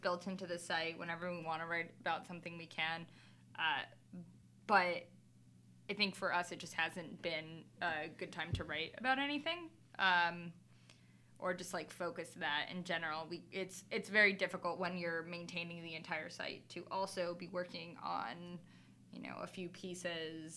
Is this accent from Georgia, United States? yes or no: no; South Florida, United States; moved away as an adult; now in Philadelphia, United States; I am a Cuban from South Florida